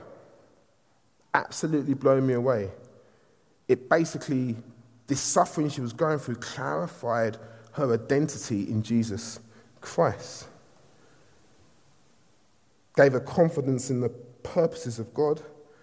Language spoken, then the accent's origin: English; London, United Kingdom; I'm from Southeast London.